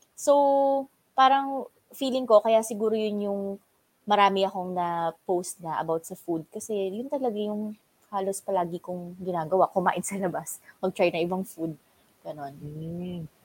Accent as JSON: {"language": "Tagalog", "area": "Quezon Province", "region": "Calabarzon", "country": "Philippines", "said": "meron po kaming restaurant dito sa probinsya namin"}